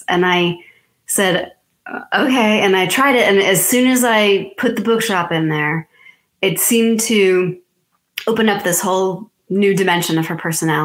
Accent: Massachusetts, United States; moved away as an adult; now in Outer Banks, North Carolina, United States; I've lived on the Outer Banks for 9 years now, and I'm originally from Massachusetts

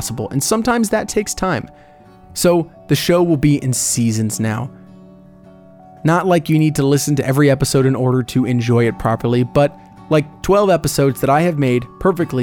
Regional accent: Orlando, Florida, United States; In my hometown of Orlando

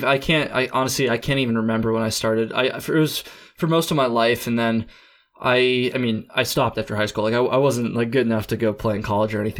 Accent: Jericho, Vermont, United States; also born or lived in Burlington, Vermont; I grew up in a town called Jericho, Vermont, which is a little bit outside of Burlington.

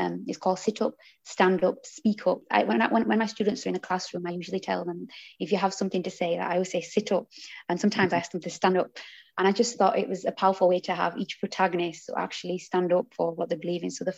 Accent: Huddersfield, Yorkshire and the Humber, United Kingdom; I'm from Huddersfield, and I live in a townhouse

